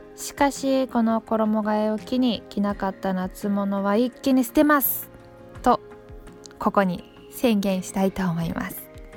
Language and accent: Japanese; Takayama, Gifu, Japan; 私の出身地の飛騨高山